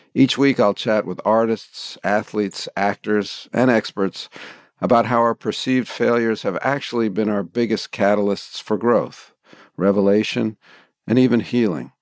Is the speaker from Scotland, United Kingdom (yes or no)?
yes; Dundee, Scotland, United Kingdom; This is in Dundee, my hometown